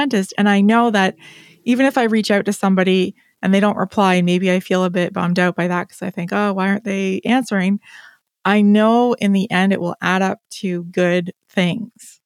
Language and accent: English; Canada; I will own it as a Canadian